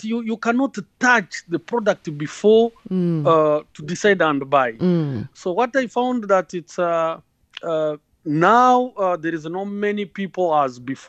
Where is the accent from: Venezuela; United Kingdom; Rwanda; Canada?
Rwanda; I'm from Rwanda and I'm in two sectors